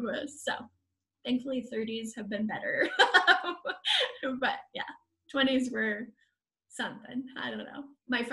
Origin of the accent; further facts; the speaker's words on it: United Kingdom; I'm British.